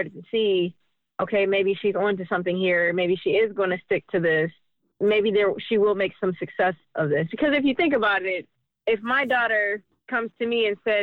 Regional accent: Detroit, Michigan, United States; being born and raised in Detroit

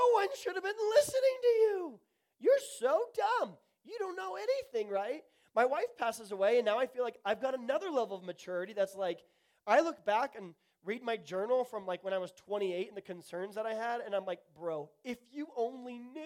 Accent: Tulsa, Oklahoma, United States; also born or lived in the Midwest / the South; I grew up at a Tulsa Lutheran school in Tulsa, Oklahoma. I grew up in the Midwest and in the South.

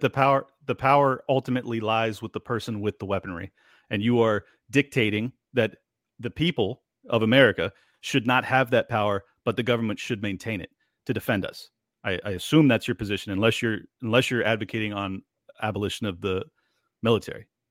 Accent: San Diego, California, United States; moved away as an adult; now in Miami, United States; I was born and raised in San Diego, California. I moved out to Miami when the lockdowns happened.

